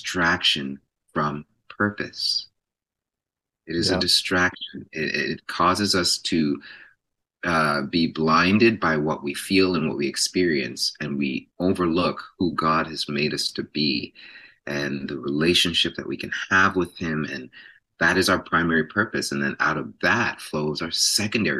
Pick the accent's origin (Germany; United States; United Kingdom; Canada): Canada; Toronto, Ontario; was born and raised in Jane and Finch